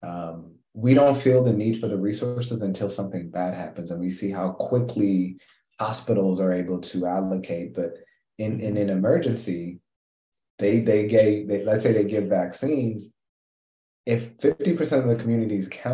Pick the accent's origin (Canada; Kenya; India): Kenya; I'm Kenyan